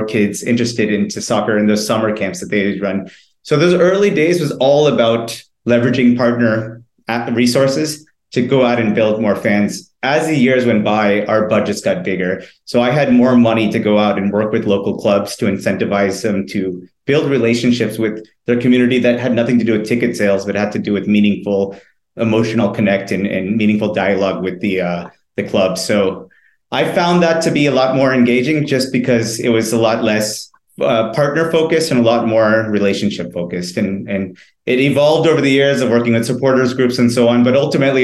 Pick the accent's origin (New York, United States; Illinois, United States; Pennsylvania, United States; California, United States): California, United States; Southern; moved away as an adult; now in India; I grew up in Southern California. I'm of Indian origin, but born and raised in California.